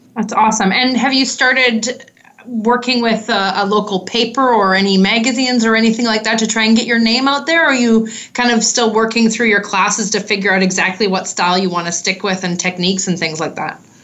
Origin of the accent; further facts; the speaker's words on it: Canada; accent: Canadian; my Canadian accent